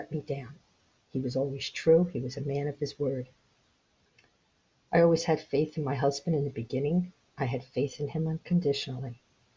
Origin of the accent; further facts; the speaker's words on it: Philadelphia, Pennsylvania, United States; moved away as an adult; now in Florida, United States; we grew up in South Philly